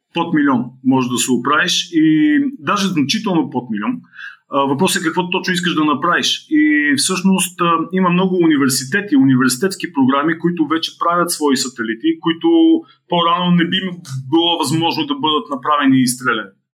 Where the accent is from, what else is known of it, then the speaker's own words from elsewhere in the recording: Blagoevgrad, Blagoevgrad Province, Bulgaria; в родния ми град, в Бългоград